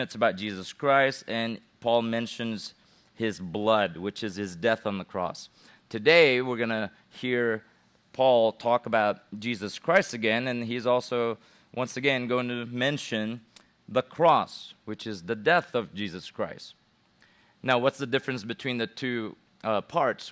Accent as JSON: {"language": "English", "country": "Philippines", "said": "I'm a Gentile, even though I'm from the Philippines"}